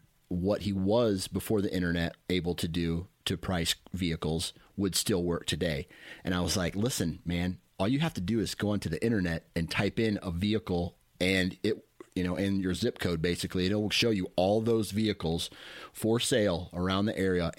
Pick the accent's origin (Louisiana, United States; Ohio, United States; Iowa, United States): Iowa, United States; Mount Pleasant; I grew up in Mount Pleasant